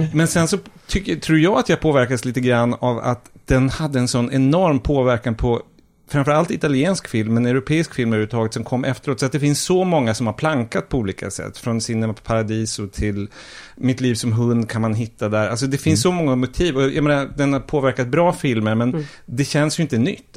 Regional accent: Umeå, Västerbotten County, Sweden; jag är då uppvuxen i Umeå

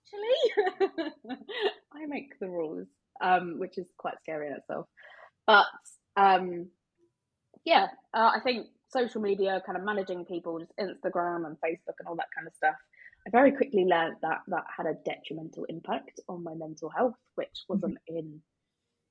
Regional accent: United Kingdom; we're British

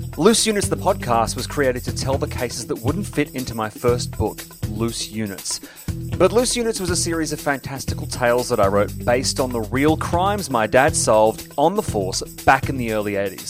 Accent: Sydney, New South Wales, Australia; growing up in Sydney

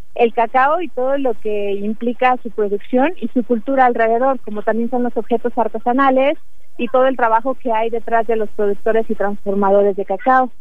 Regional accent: Mexico; para nosotros como mexicanos

